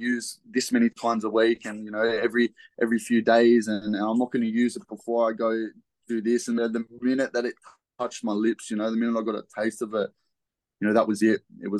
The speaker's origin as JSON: {"language": "English", "town": "Liverpool", "region": "New South Wales", "country": "Australia", "tie": "born or raised there", "said": "So, yeah, I was born in Liverpool Hospital. I grew up and went to, like, you know, a few different schools around there."}